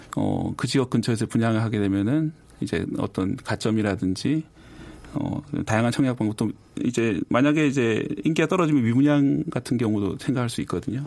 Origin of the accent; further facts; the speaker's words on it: Busan, South Korea; moved away as an adult; now in Seoul, South Korea; 부산 출신이거든요.